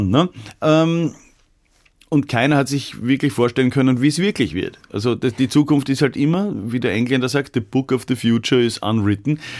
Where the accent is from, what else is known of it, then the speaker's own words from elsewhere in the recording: Vienna, Austria; Weil das ist immer noch das, was mich als Wiener davon abhält, Vegetarier zu werden